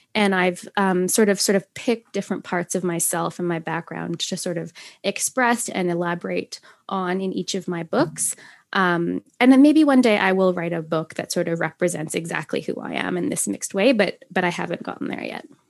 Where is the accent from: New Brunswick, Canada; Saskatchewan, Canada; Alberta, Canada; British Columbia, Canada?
Saskatchewan, Canada; Saskatoon; moved away as an adult; also born or lived in United Kingdom; in my hometown of Saskatoon, uh, Saskatchewan. I live in Canada